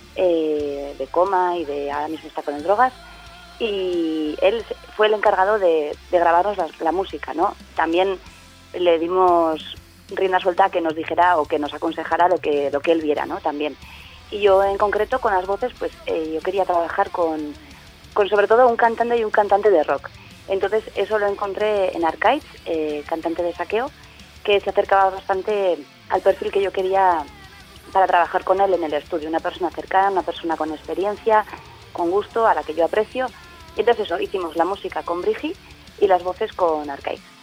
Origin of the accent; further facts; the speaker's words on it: Tafalla, Navarre, Spain; yo soy de Tafalla